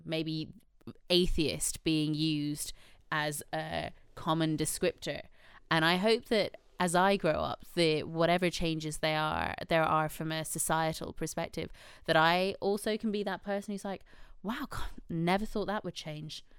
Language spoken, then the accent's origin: English; Ireland; now in United Kingdom; I do feel a lot of pride in being Irish